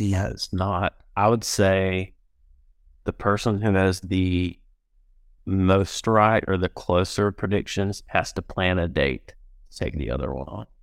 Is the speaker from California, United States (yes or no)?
no; Georgia, United States; we are from Georgia